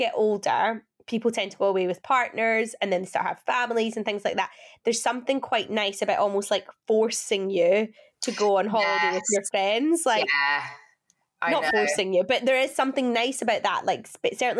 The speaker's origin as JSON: {"language": "English", "region": "Scotland", "country": "United Kingdom", "tie": "born or raised there", "also_born_or_lived": "England", "moved": "as an adult"}